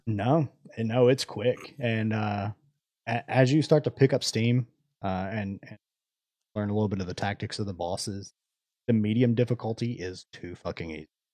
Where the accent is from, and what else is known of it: United States